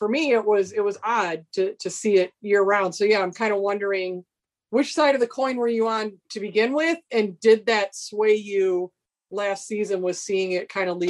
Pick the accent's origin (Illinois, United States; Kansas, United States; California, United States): Illinois, United States; Chicago; accent: Chicago; My Chicago accent.